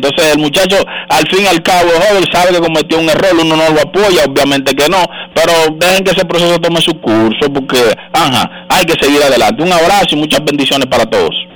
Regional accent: Dominican Republic; uno como dominicano

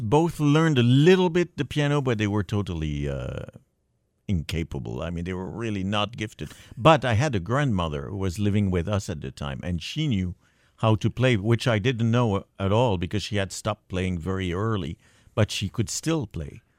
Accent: Montreal, Quebec, Canada; I was brought up in Montreal

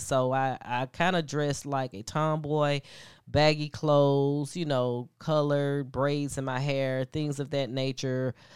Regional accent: Atlanta, Georgia, United States; also born or lived in Alabama; I am from Atlanta, um, however, I did attend college in Alabama.

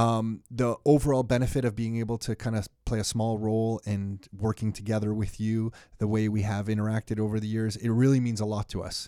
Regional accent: Mississauga, Ontario, Canada; also born or lived in Toronto; born in Toronto, raised in Mississauga

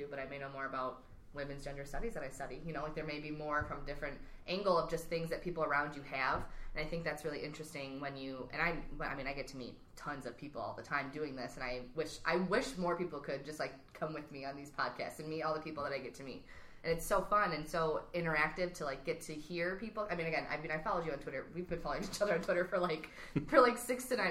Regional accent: Detroit, Michigan, United States; now in West Michigan, United States; I'm from the Detroit area

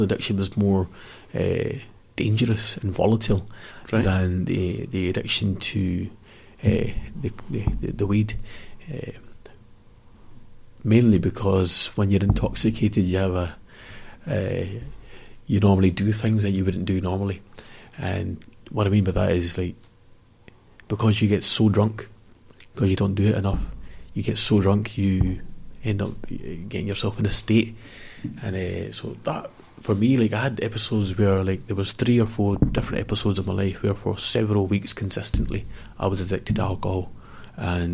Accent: Glasgow, Scotland, United Kingdom; I was raised in the West End of Glasgow

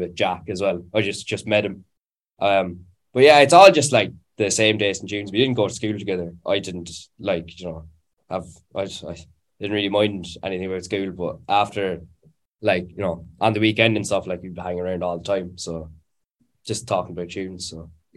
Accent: Cork, Munster, Ireland; I'm from Cork

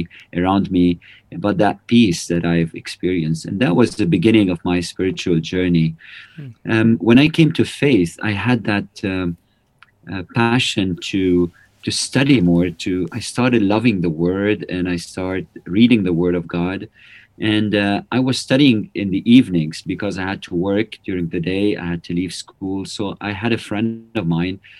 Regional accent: Lebanon; also born or lived in Prague, Czech Republic; I'm from Lebanon. I was born in 1975, and that was the time when the civil war started in Lebanon

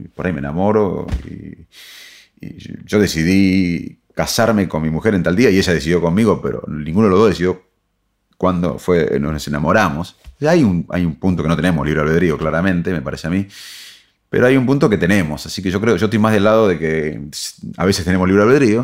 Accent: Salto, Buenos Aires Province, Argentina; moved away; also born or lived in Arroyo Dulce; me siento un chico de la provincia de Buenos Aires que, de chico era inquieto y, me crecí en un pueblito, en Arroyo Dulce, después en Salto

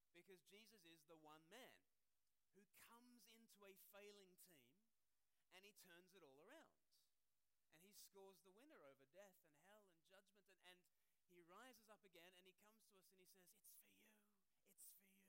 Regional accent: Australia; moved away as an adult; now in United Kingdom; I speak perfectly normally, but uh, I grew up in Australia and I've lived.

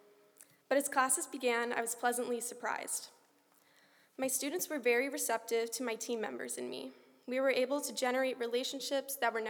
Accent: United States; As an American student

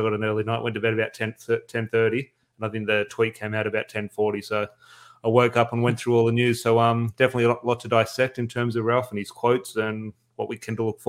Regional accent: Australia; And as Australian Man United fans

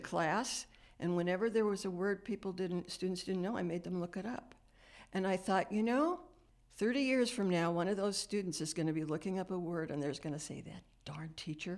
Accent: Los Angeles, California, United States; now in Frederick, United States; I grew up in the San Fernando Valley

